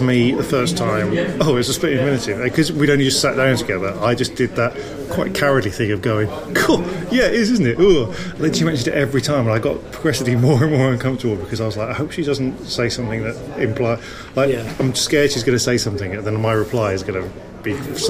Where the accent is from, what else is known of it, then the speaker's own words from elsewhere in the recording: Cheltenham, South West England, United Kingdom; Cheltenham in Gloucestershire. And I remember seeing Sean Hughes when I was 16 there, and that was a very formative gig.